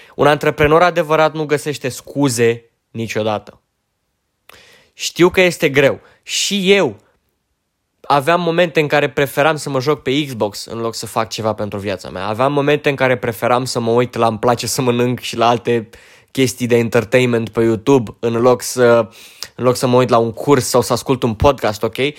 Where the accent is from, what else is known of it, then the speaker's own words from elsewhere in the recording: Romania; sunt român, dracu, adică fac parte dintre români